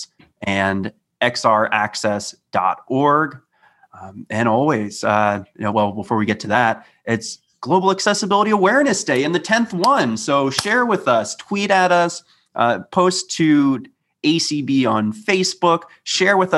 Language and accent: English; Maryland, United States; growing up in Maryland, I received my assistive technology from DOORS